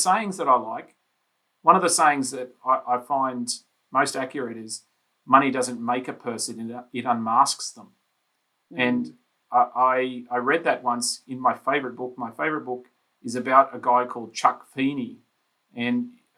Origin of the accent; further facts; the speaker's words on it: Brisbane, Queensland, Australia; I grew up in Brisbane, on the south side of Brisbane